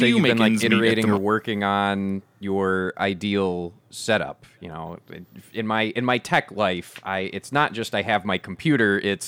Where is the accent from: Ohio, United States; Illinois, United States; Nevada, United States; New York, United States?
Illinois, United States; Chicago; accent: Chicago; I have developed Chicago accent. Mild, but it's there.